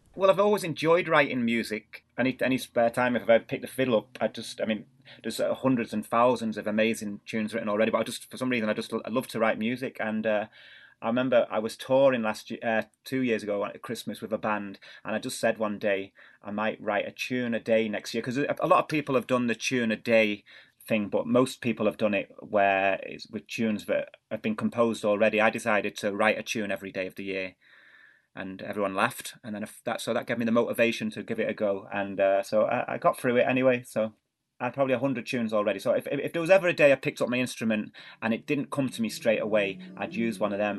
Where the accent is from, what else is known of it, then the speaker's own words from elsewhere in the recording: Manchester, North West England, United Kingdom; moved away; I was born in Manchester in the northwest of England, and my parents, uh, they're both from Ireland